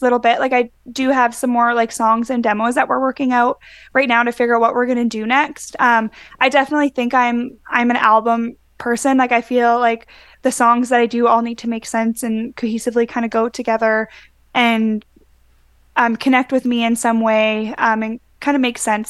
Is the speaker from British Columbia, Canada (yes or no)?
no; Winnipegosis, Manitoba, Canada; born or raised there; moved away; also born or lived in Brandon, Manitoba